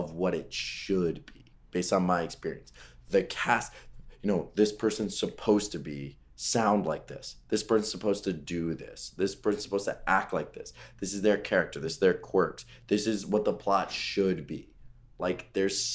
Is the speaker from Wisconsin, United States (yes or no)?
no; Westchester, New York, United States; I'm from Westchester, New York, the suburbs outside of New York City